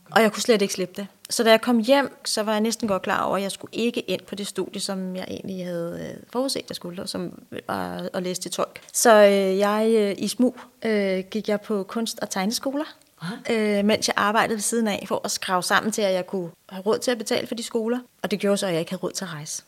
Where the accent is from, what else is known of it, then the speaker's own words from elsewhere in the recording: Ballerup, Capital Region of Denmark, Denmark; jeg er vokset op i øh, Ballerup, ja. øh, som en del af Vestegnen. Lidt ude for København.